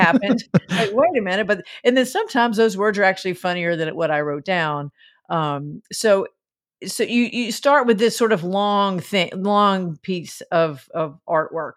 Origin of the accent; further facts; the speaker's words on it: the South, United States; I was raised in the South